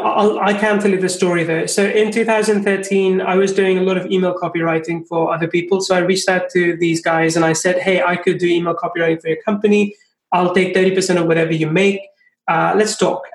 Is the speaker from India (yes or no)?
yes; India; also born or lived in England; now in Finland; I'm from India, I've seen like how things are there. I've lived in England, I live in Finland.